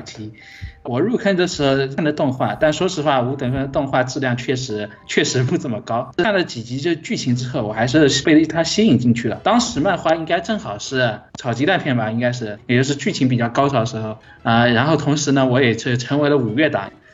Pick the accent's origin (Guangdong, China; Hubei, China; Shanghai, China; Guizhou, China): Guangdong, China; Guangzhou; 我来自广州，今年十二、十六岁